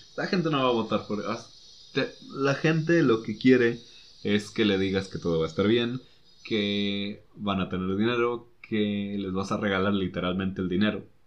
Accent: Mexico

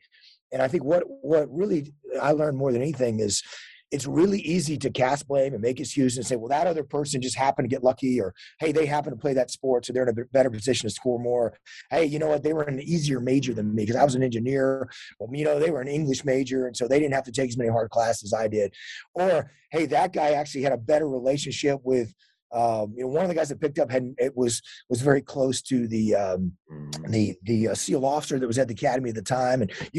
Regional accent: Texas, United States; born or raised there

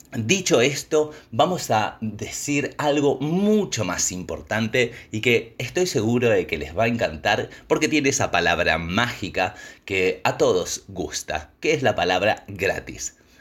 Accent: Neuquén, Argentina; yo soy de Neuquén. Neuquén está en el norte de la Patagonia

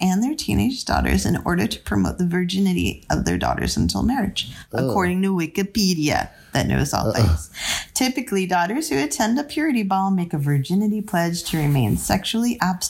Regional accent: New England, United States; I'm from New England.

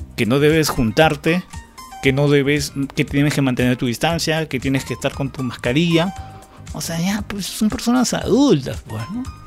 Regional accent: Peru; para mí como ciudadano peruano

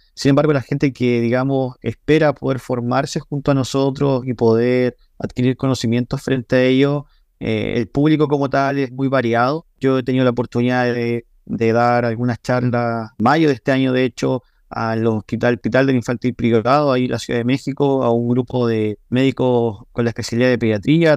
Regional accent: Chile; yo soy de Chile

